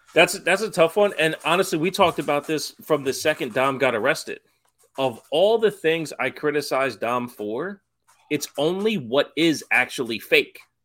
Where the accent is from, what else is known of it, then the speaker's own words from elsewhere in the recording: New York, United States; growing up in New York